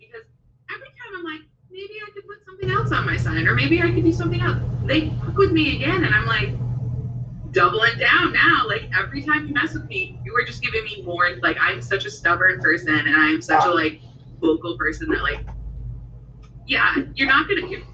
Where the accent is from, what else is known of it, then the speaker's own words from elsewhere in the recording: Zeeland, Michigan, United States; also born or lived in Upper Peninsula, Michigan; I grew up in Zealand. That was my entire childhood